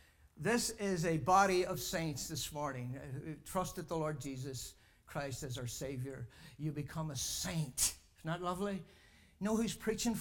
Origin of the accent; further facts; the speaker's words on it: Ireland; I'm a saint from Ireland